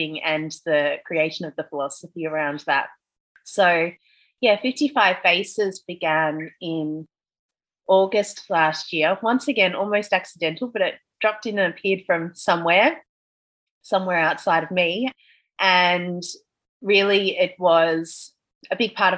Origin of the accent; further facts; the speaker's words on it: Melbourne, Victoria, Australia; moved away as an adult; now in Bali, Indonesia; I'm from Melbourne and I've lived my whole life in Melbourne